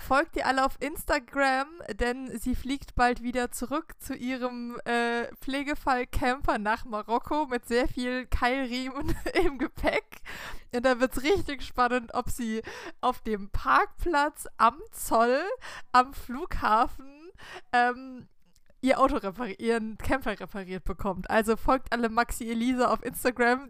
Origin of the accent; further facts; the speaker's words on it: the Swiss border, Baden-Württemberg, Germany; wir sind an der Schweizer Grenze aufgewachsen